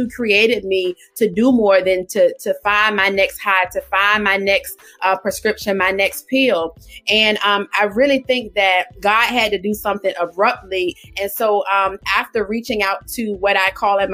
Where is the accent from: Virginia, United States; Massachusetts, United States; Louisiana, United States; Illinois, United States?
Virginia, United States; Portsmouth; now in Suffolk, United States; I am from Portsmouth, Virginia. Born and raised in Portsmouth, Virginia. I now reside in Suffolk, Virginia.